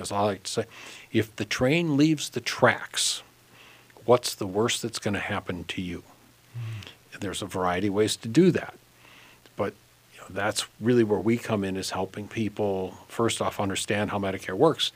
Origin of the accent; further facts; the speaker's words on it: Hopkins, Minnesota, United States; I grew up in Hopkins and left Minnesota for a few years on my big adventure and wound up back